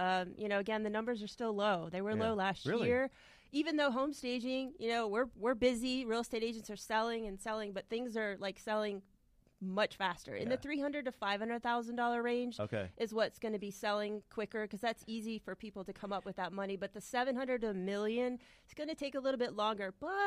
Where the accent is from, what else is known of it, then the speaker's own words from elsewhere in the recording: Florida, United States; I was raised in Florida, too. Yeah. I'm a Florida native.